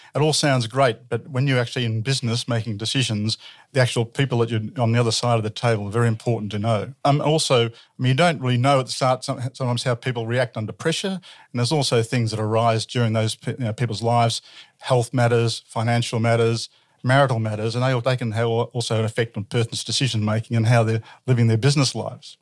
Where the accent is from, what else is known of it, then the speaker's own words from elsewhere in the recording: Ballarat, Victoria, Australia; born and bred in Ballarat